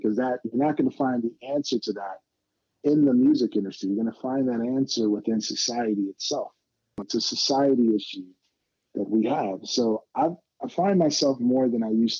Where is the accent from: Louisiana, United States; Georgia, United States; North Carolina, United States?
Georgia, United States; Atlanta; I'm from Atlanta